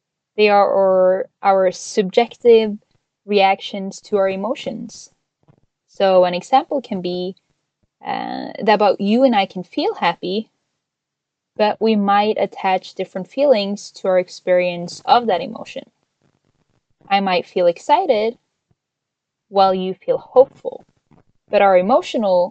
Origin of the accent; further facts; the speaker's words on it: Norway; moved away as an adult; now in United States; I am originally from Norway. I moved to the US with my husband last year